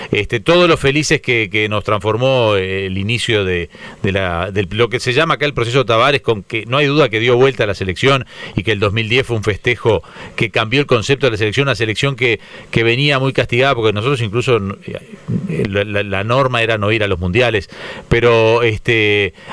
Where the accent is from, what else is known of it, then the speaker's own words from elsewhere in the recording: Uruguay; Arbitraje, bueno, yo soy uruguayo y los vivimos criticando porque los vemos en el fútbol local